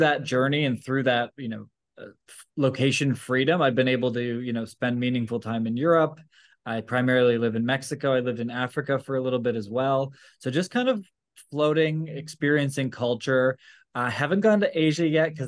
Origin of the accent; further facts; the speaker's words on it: just outside of Toronto, Ontario, Canada; moved away as an adult; also born or lived in Vancouver; So I'm from Canada. And so I grew up just outside of Toronto